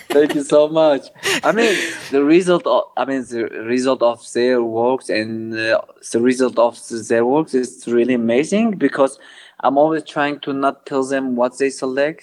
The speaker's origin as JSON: {"language": "English", "town": "Kobani", "region": "Aleppo Governorate", "country": "Syria", "tie": "born or raised there", "moved": "as an adult", "lives_now": "Mardin, Turkey", "said": "I'm originally from Kobani. Kobani is a, uh, like a border city on the Syrian and Turkish border."}